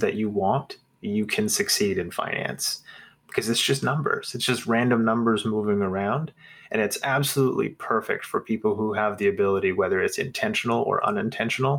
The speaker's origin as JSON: {"language": "English", "region": "Nebraska", "country": "United States", "tie": "born or raised there", "said": "I grew up in Nebraska in the 90s."}